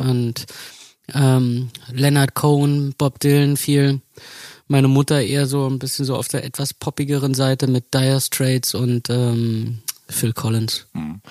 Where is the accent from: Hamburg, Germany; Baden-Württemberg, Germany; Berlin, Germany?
Berlin, Germany; wir sind ähm, in Mitte aufgewachsen